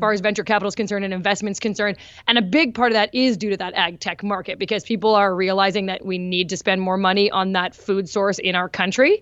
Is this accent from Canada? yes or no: yes; Winnipeg, Manitoba, Canada; my hometown